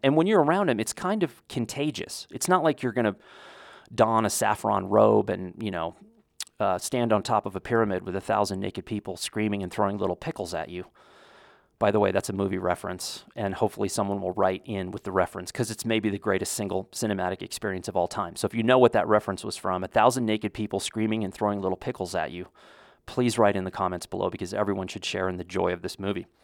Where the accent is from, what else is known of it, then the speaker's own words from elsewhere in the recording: United States; as an American